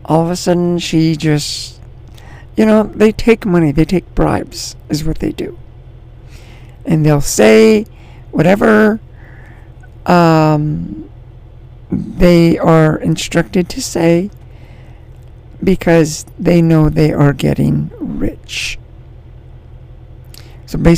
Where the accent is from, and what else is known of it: United States